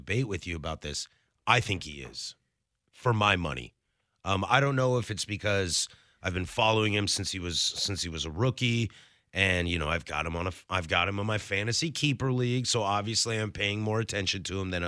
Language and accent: English; Vancouver, Washington, United States; As a kid from Southwest Washington, you know, I grew up in Vancouver